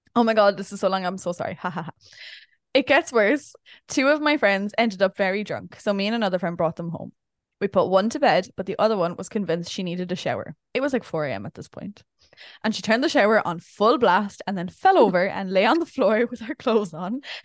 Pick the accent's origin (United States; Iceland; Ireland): Ireland; being Irish